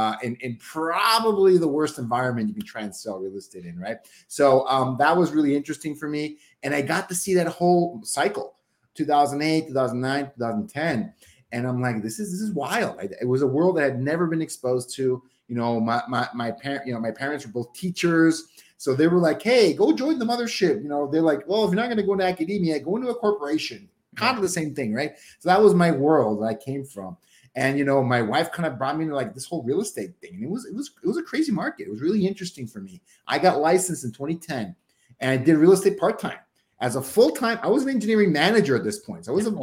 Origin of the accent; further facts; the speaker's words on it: Mexico; now in Seattle, United States; I bet I could make this work back in my hometown in Mexico, right?